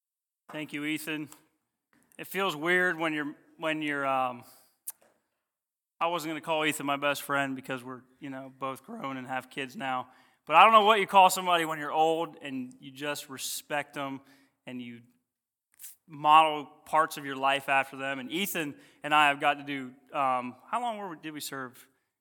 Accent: Ohio, United States; I am originally from Ohio, came down to do GCBI, met my beautiful wife.

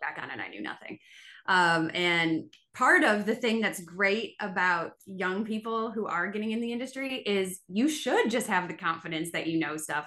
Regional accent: Buffalo, New York, United States; moved away as an adult; now in Mississippi, United States; I was from Buffalo, New York

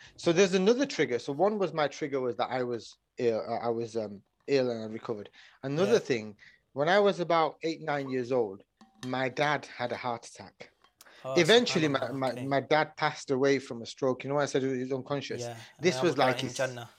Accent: Oldham, North West England, United Kingdom; Yeah. Yeah, Oldham, just outside of Manchester.

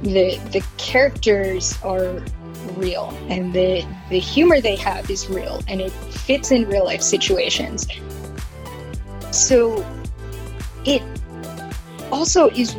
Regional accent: Pittsburgh, Pennsylvania, United States; I am from Pittsburgh, Pennsylvania.

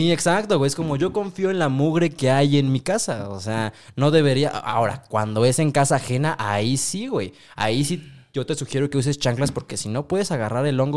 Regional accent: Mexico City, Mexico; trae una paz como chilango que dices, ay, me siento en casa, es

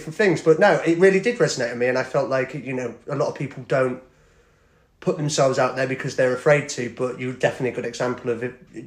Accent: Thirsk, Yorkshire and the Humber, United Kingdom; moved away; I'm originally from Thirsk in North Yorkshire.

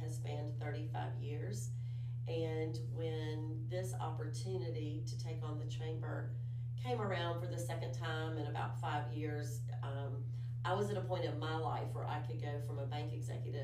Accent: Daphne, Alabama, United States; I grew up in Daphne, Alabama

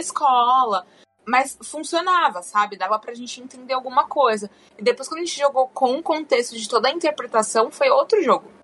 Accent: Brazil; moved away; a gente como brasileiro

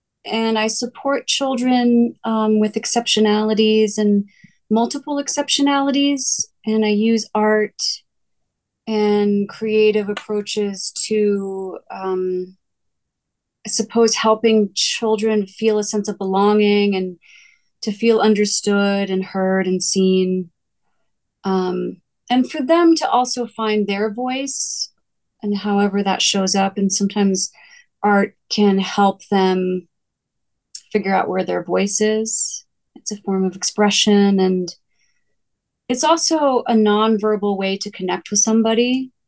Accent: New Jersey, United States; now in Colorado, United States; I didn't really get into it until I graduated college and I moved to Colorado from New Jersey.

